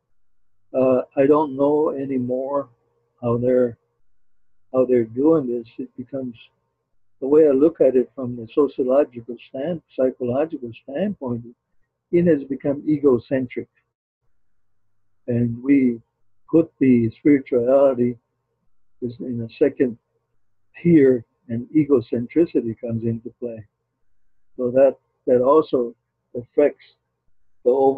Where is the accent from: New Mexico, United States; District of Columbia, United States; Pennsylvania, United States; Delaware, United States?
New Mexico, United States; Zuni; he didn't know I was from Zuni.